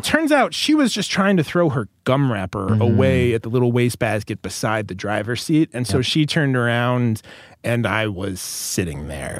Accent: Maryland, United States; I'm from Maryland.

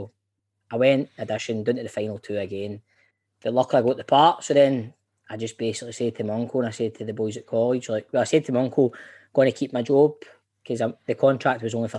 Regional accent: Glasgow, Scotland, United Kingdom; I grew up in Carntyne, went to school in Ridley in the east end of Glasgow

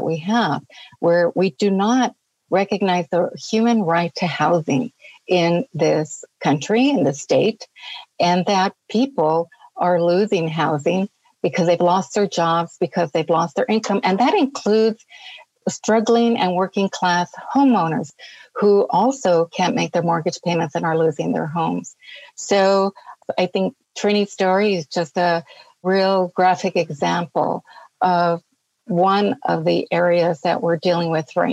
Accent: Los Angeles, California, United States; I grew up in poverty in East Los Angeles. I'm a native Angeleno.

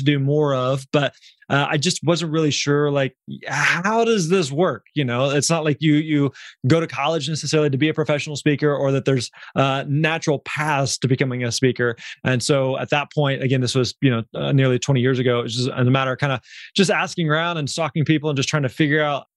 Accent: Missouri, United States; we grew up in Missouri.

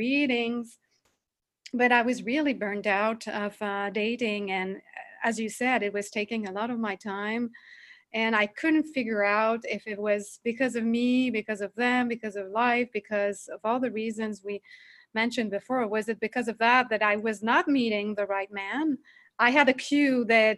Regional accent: Montreal, Quebec, Canada; accent: French; English is a second language; I come from Canada, Montreal. So I'm basically French speaking most of the time. So if you find my accent funny, this is why

